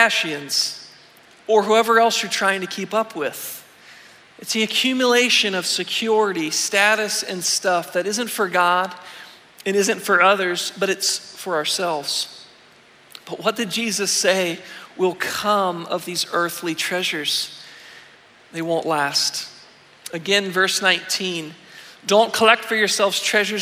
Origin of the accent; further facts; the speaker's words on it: Weirton, West Virginia, United States; I grew up in Weirton, in the northern panhandle of the state.